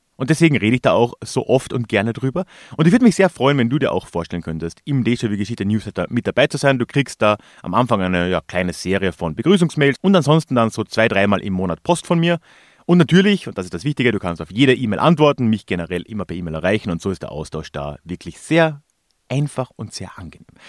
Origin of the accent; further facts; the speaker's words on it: southern Austria, Austria; bei uns in Südösterreich